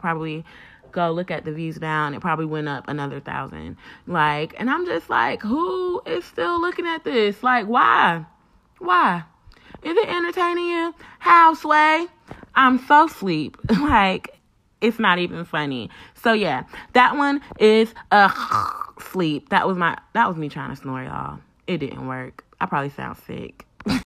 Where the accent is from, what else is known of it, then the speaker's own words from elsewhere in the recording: North Carolina, United States; NC, my home state